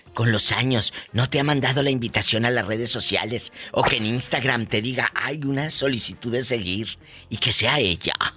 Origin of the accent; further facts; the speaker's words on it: Tamaulipas, Mexico; now in United States; los de Tamaulipas no somos así.